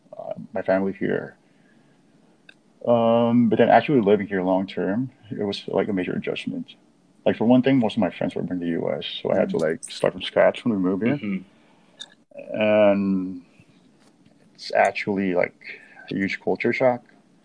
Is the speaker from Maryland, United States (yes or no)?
no; San Diego, California, United States; also born or lived in Manila; So basically, I was born in Manila. Then when I was about four, we all moved to San Diego in California.